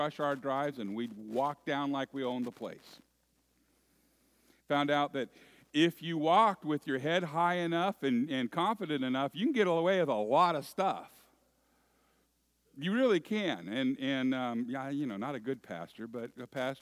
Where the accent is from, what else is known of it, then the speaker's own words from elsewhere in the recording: Moraga, California, United States; When I was a little boy, growing up in the San Francisco East Bay area in a little town